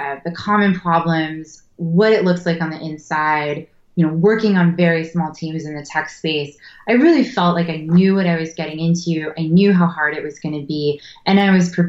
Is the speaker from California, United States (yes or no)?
yes; Berkeley, California, United States; I was born in Berkeley, so I grew up around, you know, the area I live now